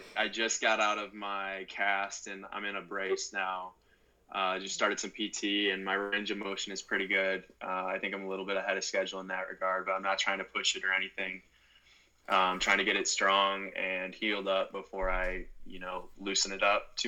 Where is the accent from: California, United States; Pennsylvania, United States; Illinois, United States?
Illinois, United States; Morris; I grew up in Morris, Illinois